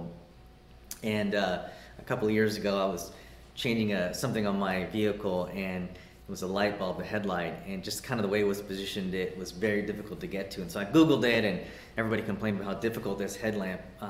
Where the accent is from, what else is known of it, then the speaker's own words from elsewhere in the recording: Houston, Texas, United States; moved away; I was born and raised in Houston